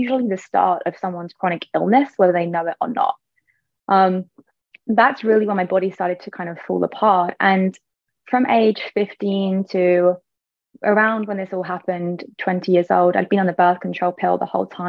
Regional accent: England, United Kingdom; moved away as an adult; also born or lived in Ibiza; I moved actually from England to Ibiza

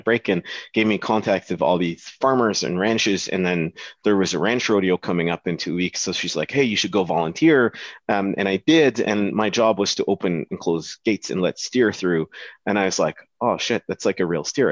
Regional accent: Dubai, United Arab Emirates; moved away as an adult; now in Alberta, Canada; growing up in Dubai

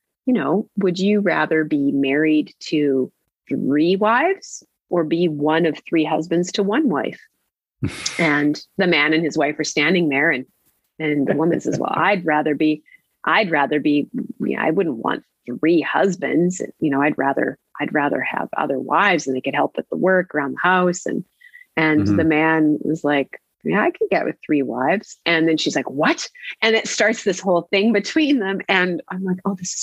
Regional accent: Vanderhoof, British Columbia, Canada; moved away as an adult; that town that I was born into and didn't fully understand until I moved away from it

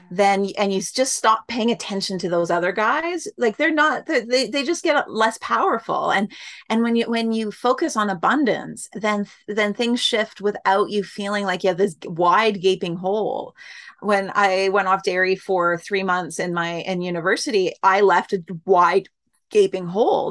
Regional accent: Canada; I'm Canadian

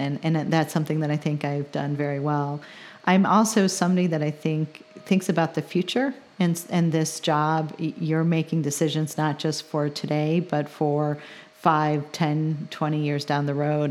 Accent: Chicago, Illinois, United States; now in Champaign, United States; I'm from the Chicagoland area, but I think I'm more of a transplant now 'cause I've been in, uh, Champaign for over twenty-five years

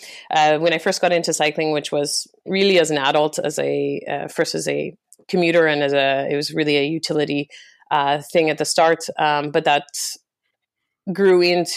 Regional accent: Calgary, Alberta, Canada; now in London, United Kingdom; Born and raised in Calgary, Canada. But I've lived in London for the last 6 years.

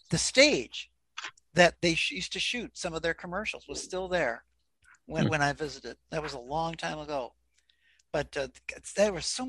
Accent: St. Louis, Missouri, United States; also born or lived in Kansas City, Missouri; I'm from St. Louis.

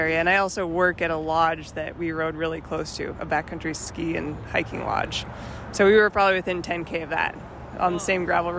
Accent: Ontario, Canada; now in Bend, United States; I'm from Bend, Oregon. Originally Ontario, Canada, but live in Bend, Oregon.

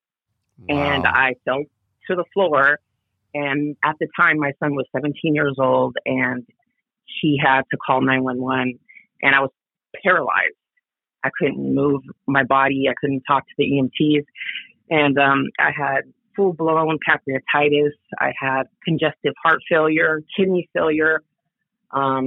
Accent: San Francisco Bay Area, California, United States; moved away as an adult; now in Oahu, United States; I was born and raised in the San Francisco Bay Area my whole life.

